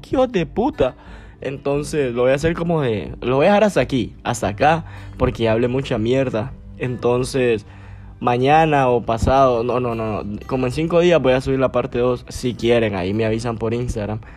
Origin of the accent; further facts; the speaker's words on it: Gracias, Lempira, Honduras; yo soy de Gracias, Gracias Lempira, allá en Occidente, allá por donde murió Lempira, de allá soy. Entonces, yo me crié allá, crecí allá y todo